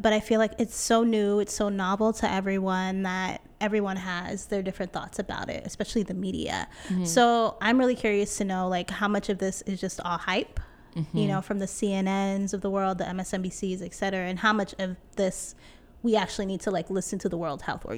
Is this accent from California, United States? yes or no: yes; California, United States; now in New York City, United States; Yeah, so originally I'm from Cali. I'm from the Bay Area. Yay, area, stand up.